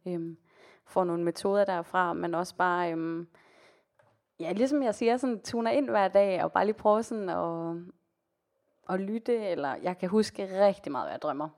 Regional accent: Denmark; also born or lived in Colombia; now in Copenhagen, Denmark

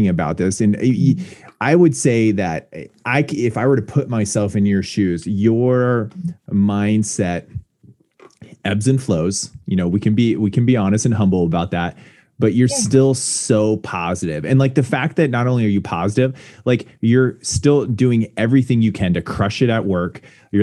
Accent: United States; being an American

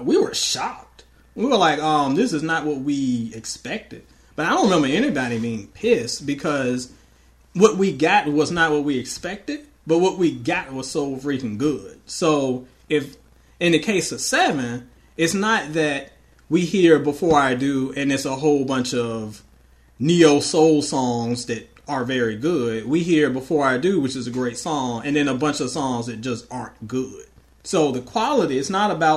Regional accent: Portsmouth, Virginia, United States; moved away; also born or lived in Louisville, Kentucky; I am from Virginia. I am from the hometown of …

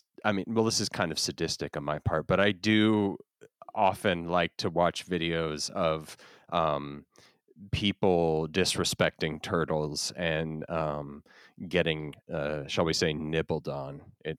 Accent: New Jersey, United States; But I grew up in New Jersey, and I spent most of my time like wandering around in the woods

